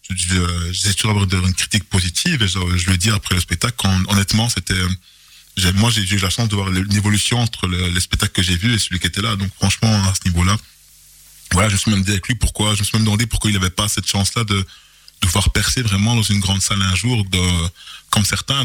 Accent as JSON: {"language": "French", "town": "Charleroi", "region": "Wallonia", "country": "Belgium", "tie": "born or raised there", "also_born_or_lived": "Etterbeek", "said": "je suis né à Etterbeek en, 1981 et euh, la vie a voulu que j'arrive à Charleroi en 1984. Et j'ai été recueilli par une dame formidable qui m'a élevé"}